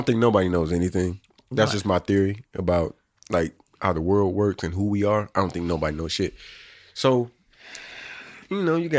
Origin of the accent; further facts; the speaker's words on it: Indiana, United States; I'm from Indiana.